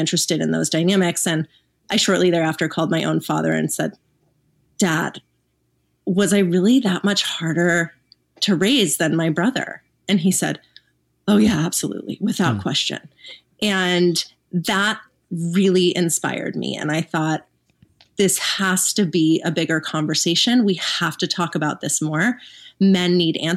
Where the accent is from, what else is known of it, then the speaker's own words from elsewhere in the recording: Los Angeles, California, United States; now in Texas, United States; growing up in Los Angeles